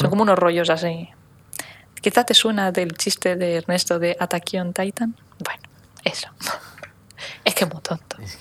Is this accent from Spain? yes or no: yes; Menorca, Balearic Islands, Spain